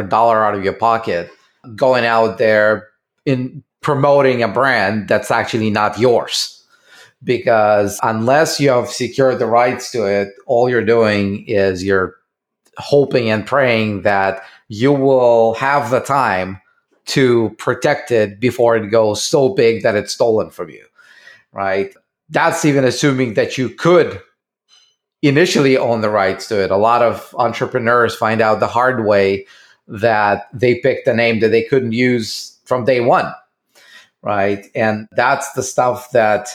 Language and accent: English; Russia; moved away as an adult; I was still living in Russia. And you can, I don't know if you can guess it by my accent